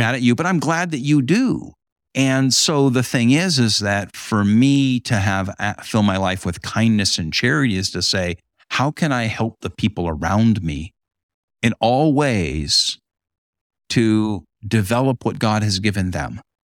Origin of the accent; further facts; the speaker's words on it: Huntington Beach, California, United States; now in Great Lakes region, United States; in my hometown